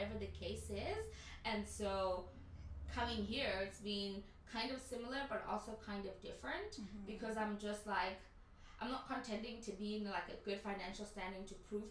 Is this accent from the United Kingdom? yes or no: no; South Africa; I'm also from South Africa.